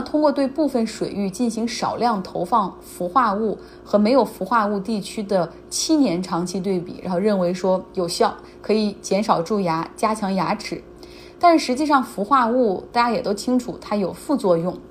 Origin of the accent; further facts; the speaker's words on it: Harbin, Heilongjiang, China; 就像我老家，就黑龙江、哈尔滨